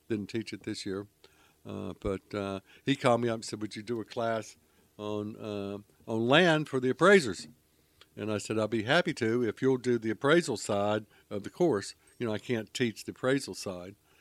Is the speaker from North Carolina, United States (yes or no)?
yes; Charlotte, North Carolina, United States; moved away; I grew up in Charlotte